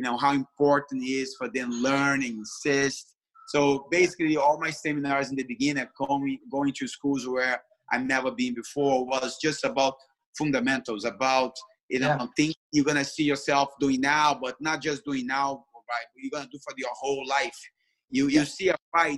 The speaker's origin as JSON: {"language": "English", "country": "Brazil", "second_language": "English", "moved": "as an adult", "lives_now": "New York, United States", "said": "I came from Brazil"}